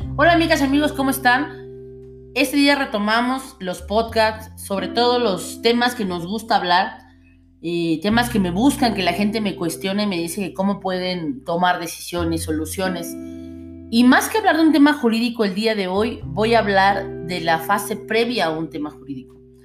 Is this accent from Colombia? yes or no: no; Mexico; todos somos ciudadanos mexicanos